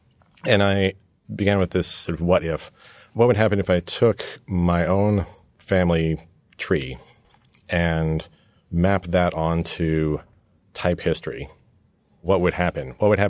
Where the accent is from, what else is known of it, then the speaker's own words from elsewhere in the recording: New York, United States; also born or lived in England; between growing up in New York with an American father and a British mother and spending lots of time back in England, I grew up in this hybrid environment.